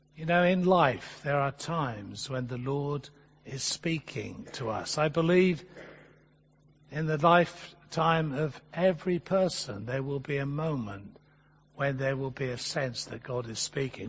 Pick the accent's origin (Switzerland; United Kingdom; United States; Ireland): United Kingdom; England; as an Englishman